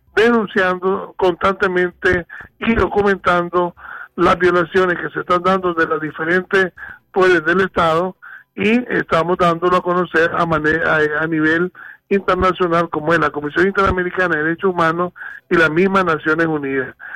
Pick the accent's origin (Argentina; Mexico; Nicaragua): Nicaragua; como nicaragüense